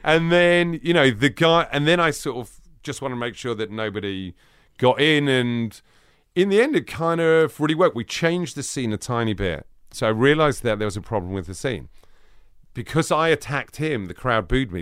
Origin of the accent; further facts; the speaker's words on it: London, United Kingdom; I grew up in northwest London